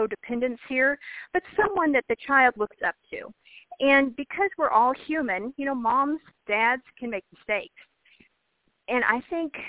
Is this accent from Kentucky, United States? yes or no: yes; Kentucky, United States; I grew up in Kentucky